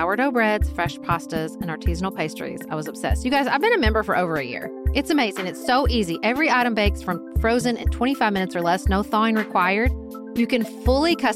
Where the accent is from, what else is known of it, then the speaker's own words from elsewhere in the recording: Paducah, Kentucky, United States; from my hometown of Paducah, Kentucky